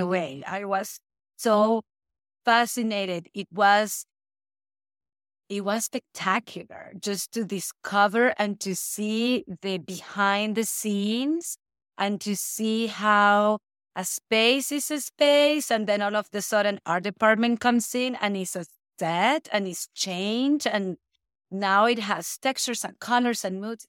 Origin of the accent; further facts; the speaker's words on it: Caracas, Capital District, Venezuela; also born or lived in Europe; now in Hawaii, United States; I'm from Venezuela. I was born and raised in Caracas.